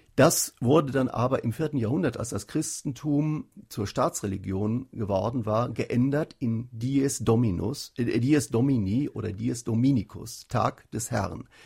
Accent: North Rhine-Westphalia, Germany; in Nordrhein-Westfalen, wo ich herkomme

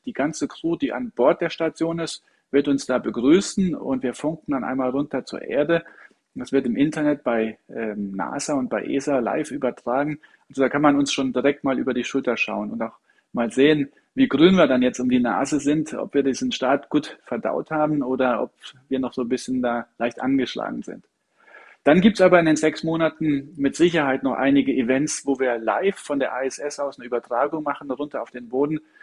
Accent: Saarland, Germany; accent: Saarländisch; moved away; natürlich bin ich aus dem Saarland und ich kann auch gut Saarländisch schwätzen.

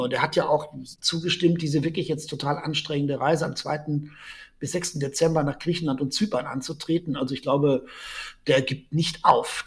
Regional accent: Germany; moved away as an adult; also born or lived in Rome, Italy; ich als Deutscher in Rom

